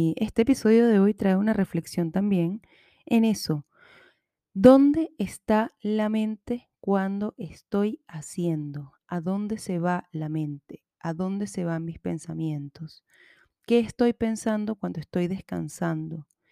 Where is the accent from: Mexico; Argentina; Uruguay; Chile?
Chile; accent: Chilean; todo esto me acaba de salir muy chileno, lo siento. Bueno, no lo siento, es mi acento y así, así hablo hoy